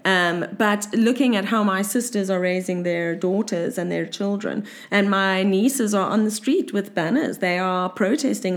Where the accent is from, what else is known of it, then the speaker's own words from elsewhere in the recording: Cape Town, Western Cape, South Africa; growing up in South Africa and Cape Town specifically